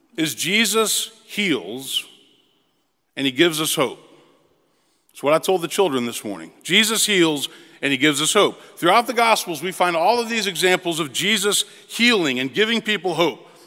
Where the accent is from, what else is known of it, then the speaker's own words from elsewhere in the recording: Memphis, Tennessee, United States; moved away as an adult; also born or lived in Princeton; now in Nashville, United States; I moved back to my hometown of Memphis